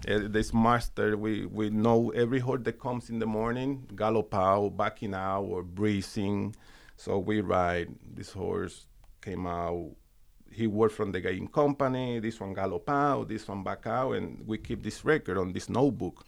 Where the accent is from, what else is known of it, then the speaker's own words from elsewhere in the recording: Puerto Rico; moved away; I grew up, I'm from the countryside in Puerto Rico.